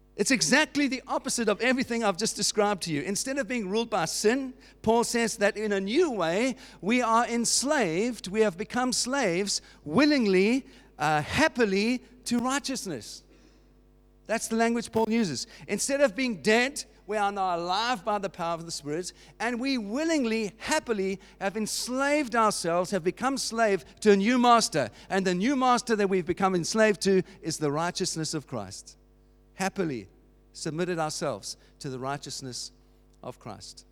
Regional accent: Cape Town, Western Cape, South Africa; moved away as an adult; now in United Kingdom; I was not born here, as you know from my accent. I was born in Cape Town, in South Africa

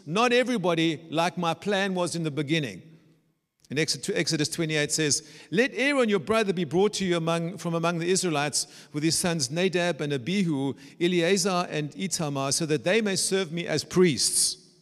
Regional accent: South Africa; moved away as an adult; also born or lived in Germany; now in Dresden, Germany; I was brought up in South Africa

